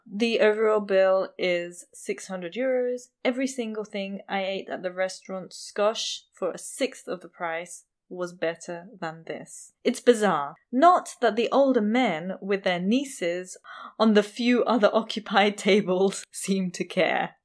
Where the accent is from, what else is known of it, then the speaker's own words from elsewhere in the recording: India; I'm Indian